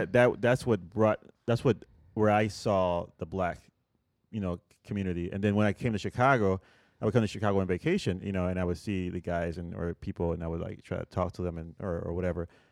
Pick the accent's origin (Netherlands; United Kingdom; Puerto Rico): Puerto Rico; moved away; I grew up in Puerto Rico